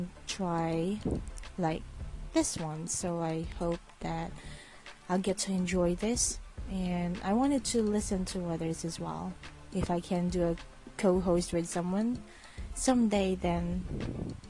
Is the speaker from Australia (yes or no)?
no; Philippines; English is a second language; I'm from the Philippines, so my English may not be as perfect